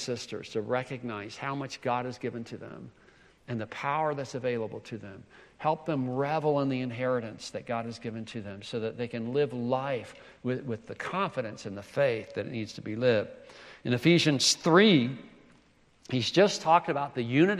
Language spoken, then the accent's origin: English; South Carolina, United States; I'm from South Carolina, the first state to secede from the Union